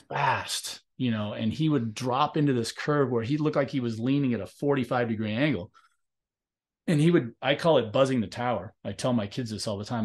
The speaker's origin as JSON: {"language": "English", "town": "Long Beach", "region": "California", "country": "United States", "tie": "born or raised there", "said": "I grew up in Long Beach, California, and they both went to Milliken like I did"}